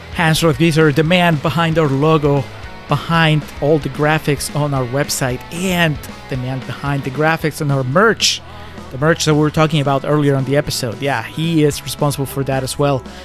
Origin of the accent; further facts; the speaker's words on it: Peru; my home country